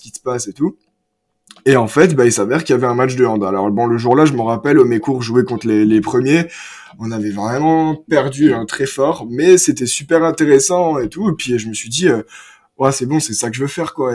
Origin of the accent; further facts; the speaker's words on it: France; j'ai grandi à Omecourt